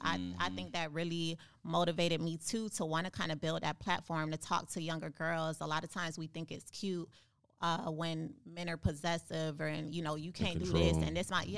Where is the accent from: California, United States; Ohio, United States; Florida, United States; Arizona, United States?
Florida, United States; Miami; moved away; I went back home. I went back to my grandma's house that I grew up in.